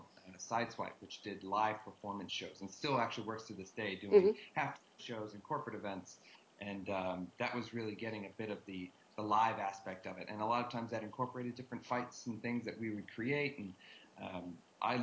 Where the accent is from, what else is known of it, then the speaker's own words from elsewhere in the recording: Boston, Massachusetts, United States; moved away as an adult; now in Los Angeles, United States; I grew up around Boston